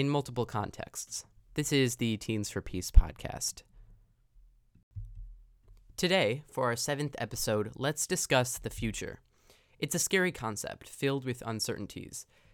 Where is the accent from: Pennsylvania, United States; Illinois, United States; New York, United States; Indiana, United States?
Illinois, United States; Chicago; I'm from the Chicago area